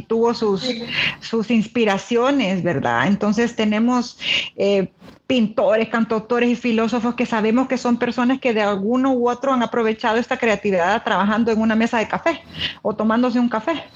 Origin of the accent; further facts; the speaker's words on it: El Salvador; como salvadoreña